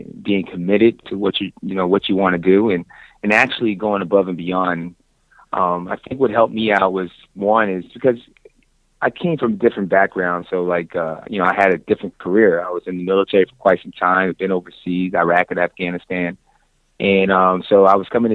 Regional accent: Orlando, Florida, United States; moved away as an adult; finally ended up back to my hometown here in Orlando

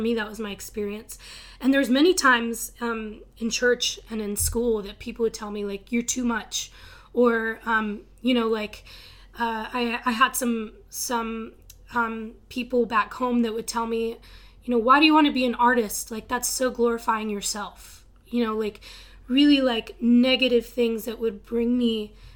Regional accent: Texas Panhandle, United States; moved away; I'm from Texas, from this little city in the middle of nowhere. It's called the Panhandle

